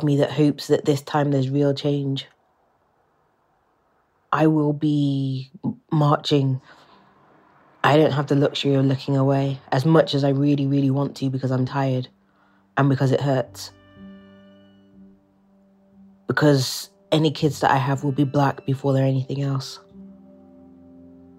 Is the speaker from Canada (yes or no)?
no; England, United Kingdom; accent: British; where I grew up, which was predominantly white neighbourhoods in England